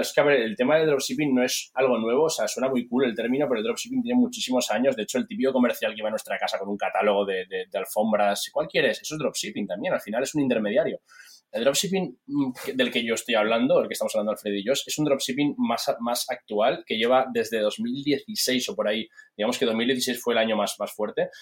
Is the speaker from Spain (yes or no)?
yes; Spain; soy, soy español